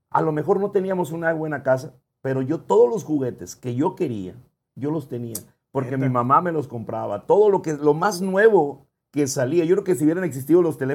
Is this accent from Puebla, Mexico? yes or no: no; Ciudad Obregón, Sonora, Mexico; also born or lived in San Ignacio Río Muerto; nací aquí en el Seguro Social de aquí de Ciudad Obregón, Sonora.